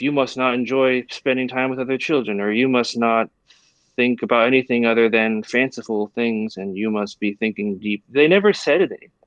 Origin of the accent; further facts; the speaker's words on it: Taiwan; growing up in Taiwan